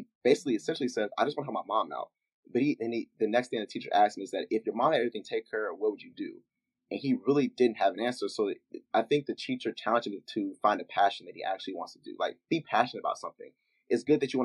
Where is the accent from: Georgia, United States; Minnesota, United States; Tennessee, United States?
Tennessee, United States; Memphis; my hometown, Memphis